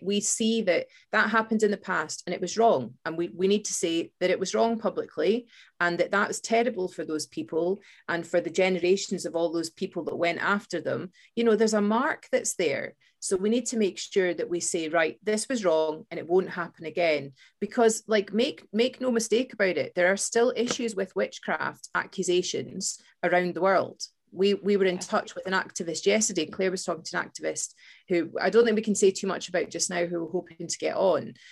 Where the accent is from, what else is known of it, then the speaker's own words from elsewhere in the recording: Fife, Scotland, United Kingdom; we growing up in Scotland